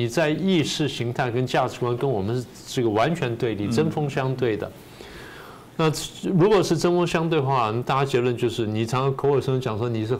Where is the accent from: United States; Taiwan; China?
United States; 那最有名的世卫组织这些呢，我们美国人觉得说你的渗透而且在不公平的修改游戏规则